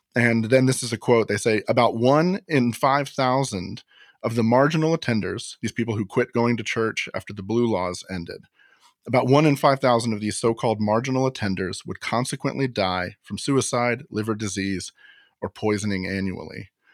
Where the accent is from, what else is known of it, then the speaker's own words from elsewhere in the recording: Florida, United States; Florida takes the cake, as usual, my home state